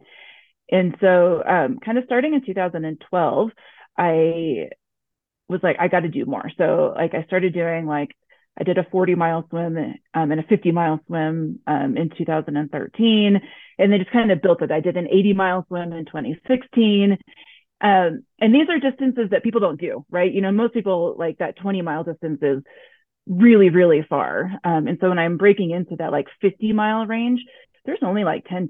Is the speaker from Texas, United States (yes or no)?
yes; Texas, United States; moved away as an adult; also born or lived in Oklahoma, United States / Connecticut, United States; now in Denver, United States; I grew up in Texas and like Oklahoma